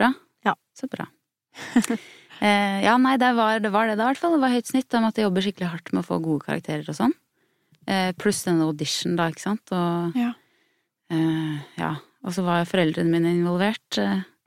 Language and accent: Norwegian; Hallingdal, Buskerud, Norway; jeg har vokst opp med foreldre som jobba med sånn eh, med teater jeg, i Hallingdal, der jeg er fra